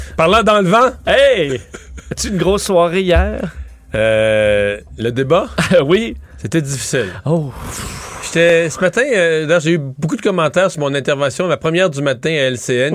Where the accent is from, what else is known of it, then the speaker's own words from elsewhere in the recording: Canada; nous, on est francophones, c'est bien le fun, mais on n'est pas majoritaire au Canada